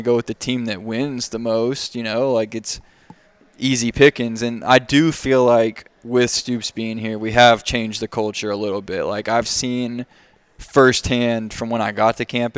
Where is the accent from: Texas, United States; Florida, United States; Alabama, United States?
Alabama, United States; moved away as an adult; I'm from Alabama, and it's all football.